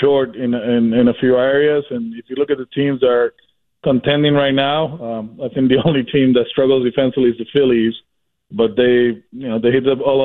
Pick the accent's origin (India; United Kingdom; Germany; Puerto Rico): Puerto Rico; moved away; I'm from Puerto Rico